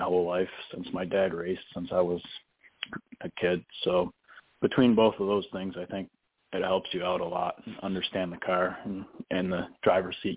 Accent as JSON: {"language": "English", "town": "Ransomville", "region": "New York", "country": "United States", "tie": "born or raised there", "said": "I basically grew up there"}